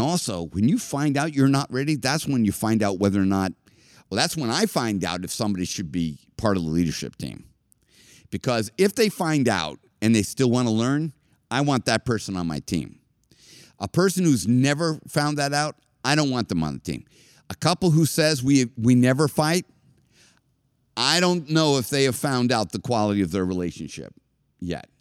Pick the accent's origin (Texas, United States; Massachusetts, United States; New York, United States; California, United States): Massachusetts, United States; Boston; I was from Boston